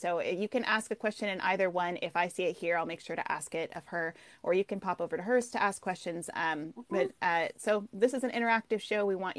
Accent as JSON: {"language": "English", "region": "Oregon", "country": "United States", "tie": "born or raised there", "also_born_or_lived": "Ireland / Baltimore", "said": "I love Oregon and I grew up here. This is like my home state. I did move several other places around the world. I lived in Ireland for a while"}